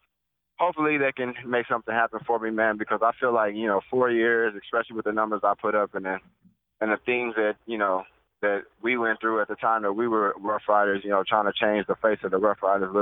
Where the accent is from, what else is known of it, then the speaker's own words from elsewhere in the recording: Nebraska, United States; also born or lived in Regina, Saskatchewan; now in Austin, United States; I'm from Nebraska, so I was raised in a lot of snow.